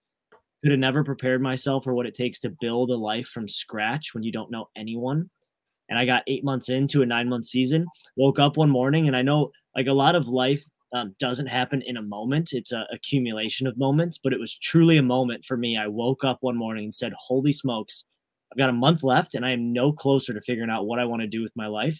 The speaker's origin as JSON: {"language": "English", "region": "Michigan", "country": "United States", "tie": "born or raised there", "said": "Born and raised in Michigan. So Midwest roots"}